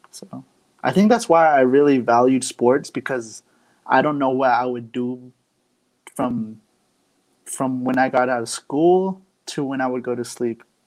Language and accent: English; Arizona, United States; now in Phoenix, United States; I'm from Arizona on the Navajo Reservation. I now currently live in Phoenix for now, but yeah, I'm part of the Navajo Nation.